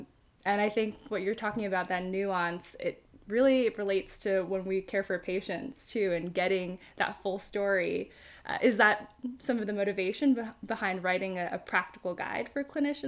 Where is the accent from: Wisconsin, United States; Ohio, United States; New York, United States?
New York, United States; New York City; I grew up in Flushing, Queens, so definitely really high Asian American population.